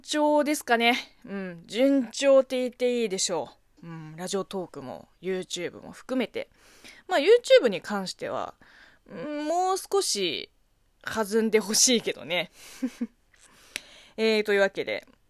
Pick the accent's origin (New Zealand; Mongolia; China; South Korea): China; Japanese is a second language; moved away as an adult; now in Japan; 中国生まれ、中国育ちの私